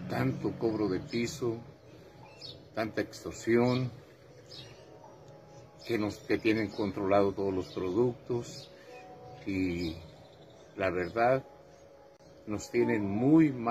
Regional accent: La Ruana, Michoacán, Mexico; Estoy aquí en mi casa, en La Ruana, en el municipio de Buenavista, en Michoacán

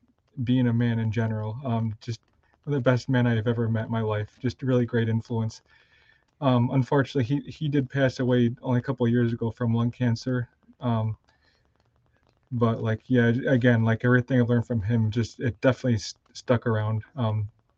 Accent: Spencerport, New York, United States; I grew up in Spencerport, which is a suburb of Rochester

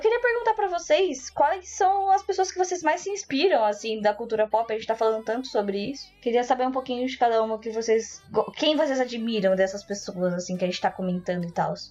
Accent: Brazil; eu sou uma asiática brasileira

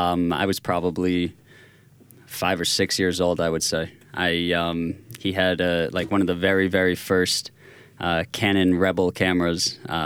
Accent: Boston, Massachusetts, United States; moved away as an adult; now in Tel Aviv, Israel; So I'm originally from Boston, Massachusetts.

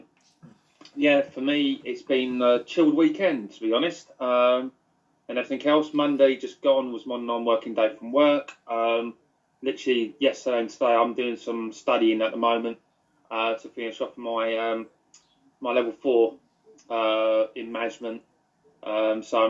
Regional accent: United Kingdom; We are British.

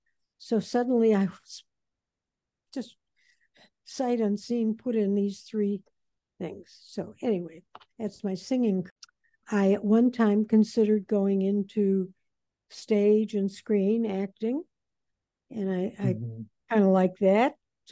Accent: East Chicago, Indiana, United States; now in Chicago, United States; East Chicago, Indiana.

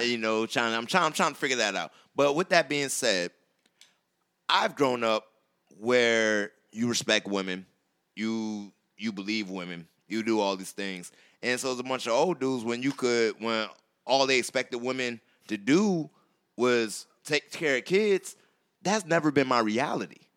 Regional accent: South Carolina, United States; moved away; I'm from South Carolina

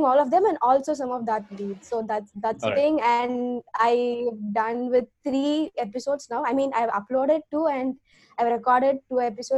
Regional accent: Tamil Nadu, India; now in Chennai, India; I am from Tamil Nadu

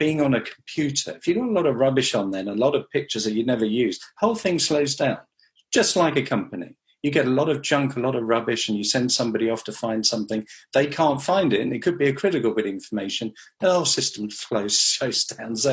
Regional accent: Western Australia, Australia; now in United Kingdom; I grew up in Australia, in Western Australia, so I speak the language.

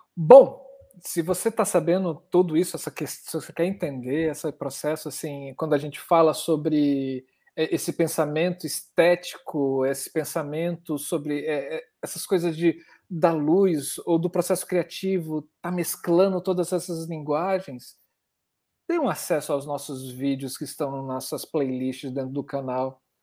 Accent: Brasília, Federal District, Brazil; eu sou de Brasília

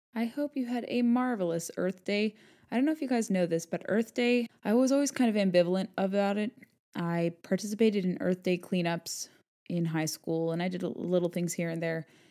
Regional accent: Southern California, United States; I grew up in Southern California

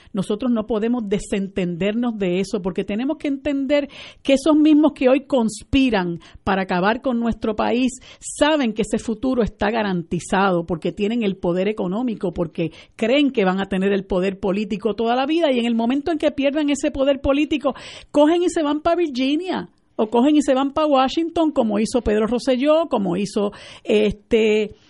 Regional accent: Puerto Rico; nosotros como puertorriqueñas y puertorriqueñas y puertorriqueños

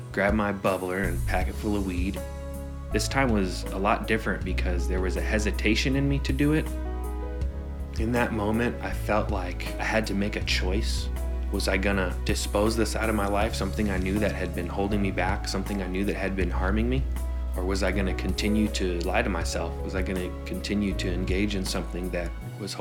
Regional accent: Southern California, United States; also born or lived in San Francisco; I was born and raised in San Francisco until the age of 5, and then I moved to Southern California.

